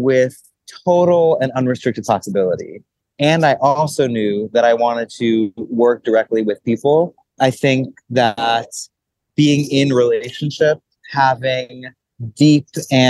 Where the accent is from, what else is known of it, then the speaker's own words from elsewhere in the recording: New York City, New York, United States; growing up in New York City within a multicultural, multilingual home